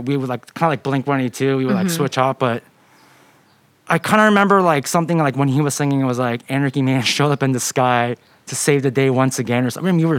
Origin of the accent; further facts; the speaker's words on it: Irvine, California, United States; I'm from Irvine, California.